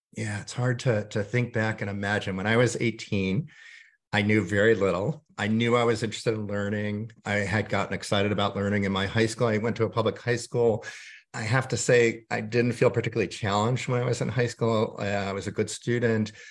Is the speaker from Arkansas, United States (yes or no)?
no; suburbs of New York, United States; moved away; I grew up mainly during my childhood in the suburbs of New York